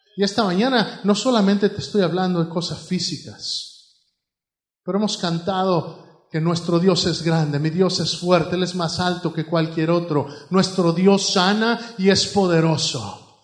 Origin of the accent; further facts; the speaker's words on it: Mexico; now in United States; Allá en México, pues todo era en el fregadero